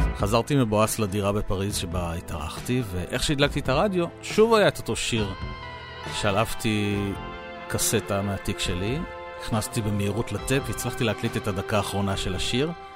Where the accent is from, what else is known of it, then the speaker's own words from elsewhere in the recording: Israel; אני תייר מישראל